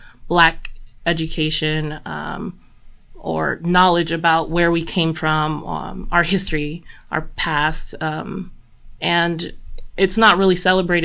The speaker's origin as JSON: {"language": "English", "town": "San Bernardino", "region": "California", "country": "United States", "tie": "born or raised there", "lives_now": "Monterey, United States", "said": "I am originally from Southern California, San Bernardino, close"}